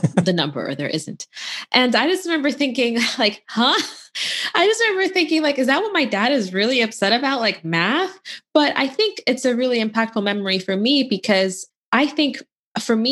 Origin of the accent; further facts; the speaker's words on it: Louisville, Kentucky, United States; I grew up in Louisville, Kentucky, which is a really nice town